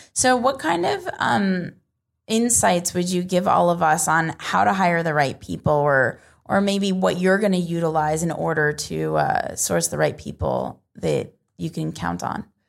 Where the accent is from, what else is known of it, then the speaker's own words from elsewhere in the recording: United States; where I'm from